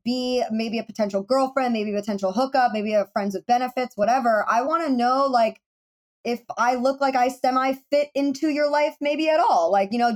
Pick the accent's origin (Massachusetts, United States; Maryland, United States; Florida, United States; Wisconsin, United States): Florida, United States; I'm from Florida